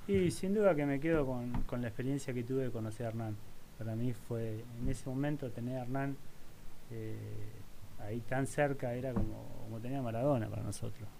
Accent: Argentina; moved away as an adult; also born or lived in Spain; en ese momento pensé que era venir a terminar jugando en mi país porque la realidad es que yo siempre extrañé mucho mi país

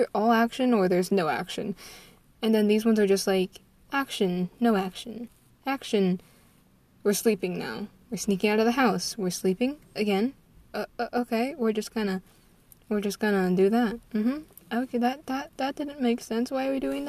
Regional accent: United States; I'm an American sorceress

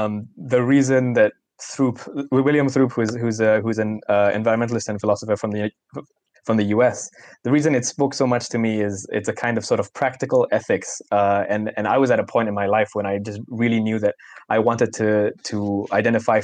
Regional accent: Singapore; a Singaporean adult, not too far removed from the days of being a child and from my own education

